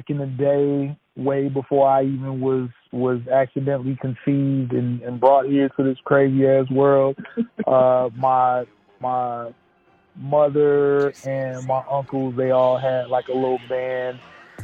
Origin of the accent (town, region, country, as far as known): Chicago, Illinois, United States; born or raised there; moved away as an adult; now in Phoenix, United States